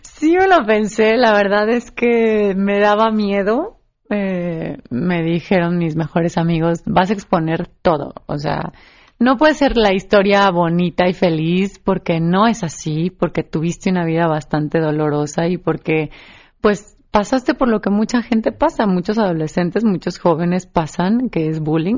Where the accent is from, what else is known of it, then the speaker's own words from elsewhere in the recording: San Miguel de Allende, Guanajuato, Mexico; San Miguel de Allende, mi tierra natal